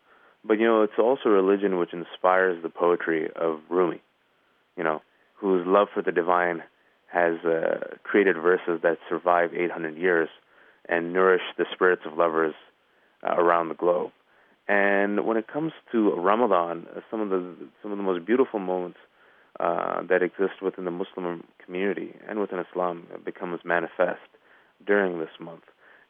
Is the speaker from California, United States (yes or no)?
yes; California, United States; I'm from the Bay Area, California.